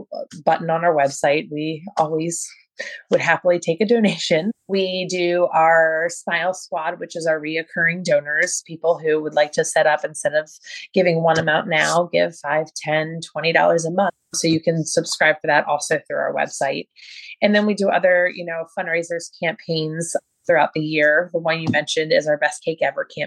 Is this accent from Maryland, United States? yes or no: yes; Baltimore, Maryland, United States; I'm from Baltimore